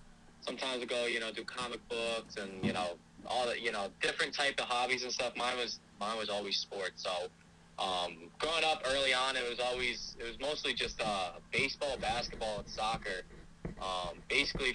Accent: Storrs, Connecticut, United States; also born or lived in Willimantic, Connecticut; I was born in Willimantic, Connecticut, grew up in Storrs, Connecticut

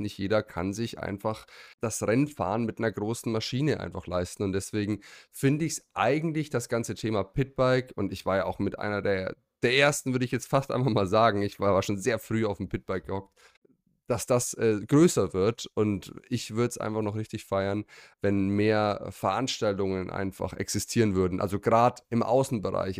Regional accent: Germany; bei uns in Deutschland

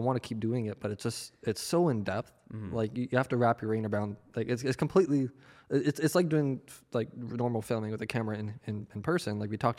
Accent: Victoria, British Columbia, Canada; born there; also born or lived in Winnipeg, Canada; I was born in BC. So I was born in Vancouver Island, so Victoria.

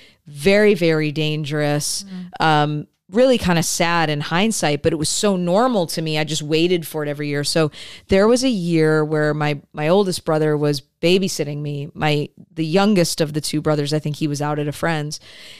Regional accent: Michigan, United States; So I grew up in Michigan.

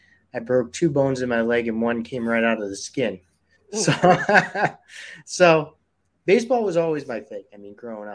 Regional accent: Weymouth, Massachusetts, United States; also born or lived in Syracuse / Missouri; I grew up in Weymouth and on the South Shore

